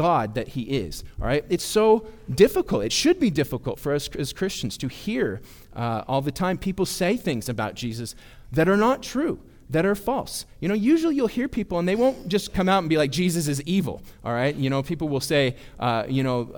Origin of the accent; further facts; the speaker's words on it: Bay Area, California, United States; moved away; We're from the Bay Area